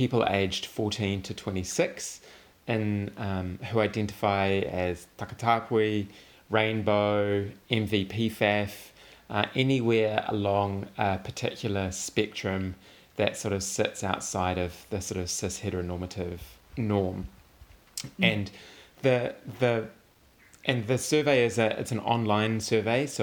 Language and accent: English; Makara, Wellington, New Zealand; moved away; I'm originally from Makara, on the west coast of Whanganui Atara